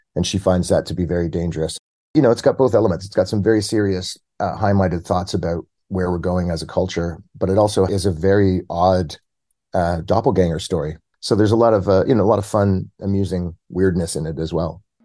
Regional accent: Toronto, Ontario, Canada; I'm based out of Toronto, born and bred in Toronto

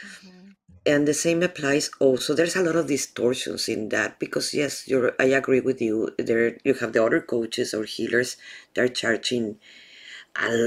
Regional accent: Mexico; being myself from Mexico

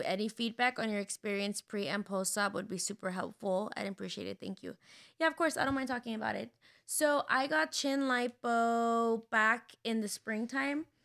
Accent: San Diego, California, United States; moved away; I grew up in San Diego, so I'm really familiar with, like, the border

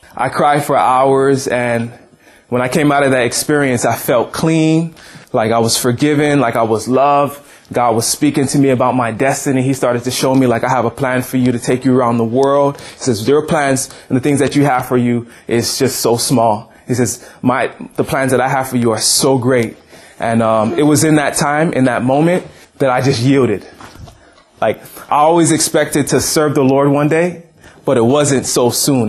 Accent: Hawaii, United States; I grew up in Hawaii

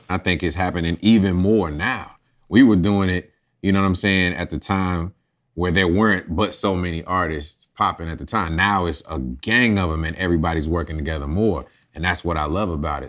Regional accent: College Park, Georgia, United States; also born or lived in Champaign, Illinois; moved here at an early age. And, you know, it was all about College Park

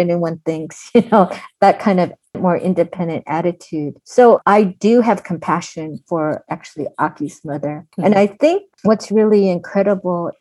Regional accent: Pasadena, California, United States; I'm from Pasadena

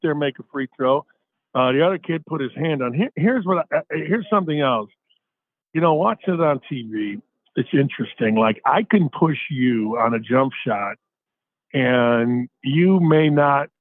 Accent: Gary, Indiana, United States; my hometown, actually, Gary, Indiana

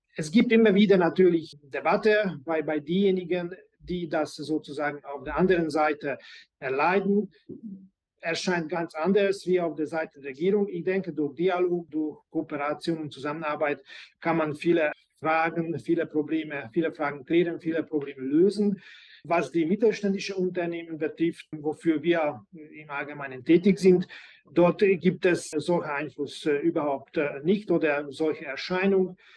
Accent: Budapest, Hungary; also born or lived in Germany; ich bin ein gebürtiger Ungar, bin ich in Budapest äh, geboren und überwiegend auch hier gelebt

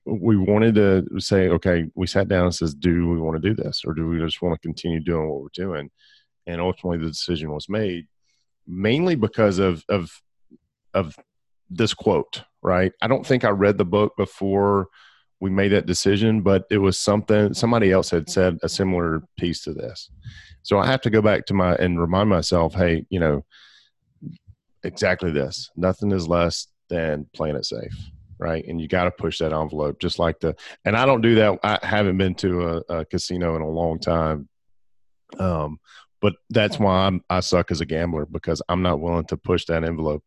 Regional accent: Alabama, United States; also born or lived in Gadsden, Alabama / Birmingham, Alabama; I grew up in Alabama, and I spent all of the last ten years of my life, uh, in Gadsden and Birmingham.

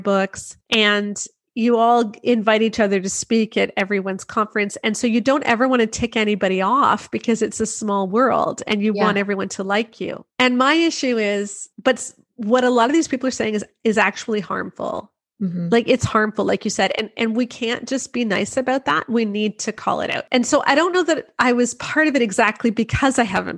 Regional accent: Canada; I'm Canadian. So I'm outside of the US

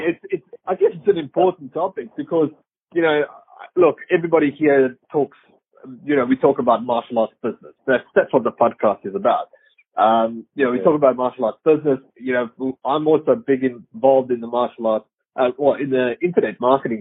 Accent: South Africa; moved away; I come from South Africa

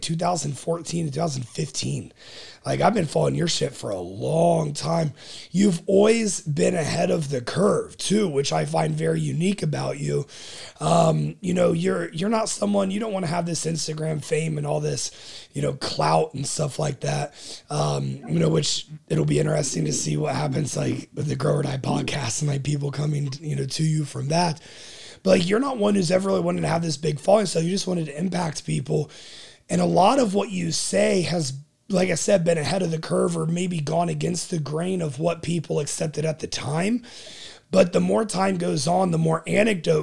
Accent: Springfield, Ohio, United States; I'm from Springfield, which isn't far from Columbus.

